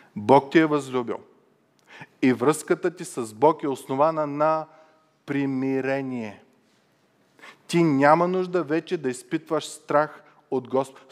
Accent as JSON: {"language": "Bulgarian", "country": "Bulgaria", "said": "съм българин"}